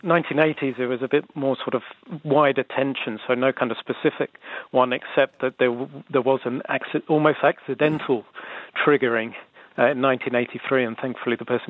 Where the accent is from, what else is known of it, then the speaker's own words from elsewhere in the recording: London, United Kingdom; now in New Zealand; I grew up in London in the 1980s